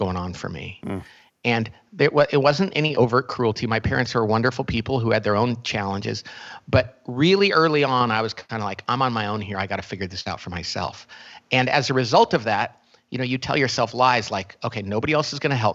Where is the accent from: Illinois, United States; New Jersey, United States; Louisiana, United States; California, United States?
California, United States; Bakersfield; I grew up in a little part of Oklahoma called Bakersfield, California. So it's a town in California that is far more like Oklahoma